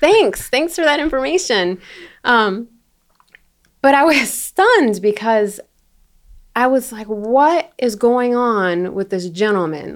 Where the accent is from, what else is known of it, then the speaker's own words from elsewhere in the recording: Florida, United States; moved away; I'm from Florida, I'm from the South